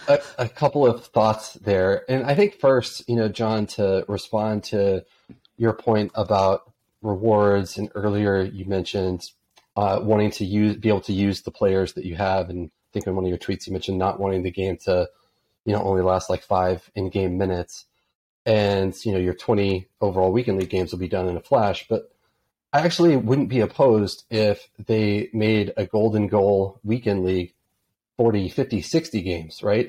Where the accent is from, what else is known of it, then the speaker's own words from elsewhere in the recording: United States; being an American.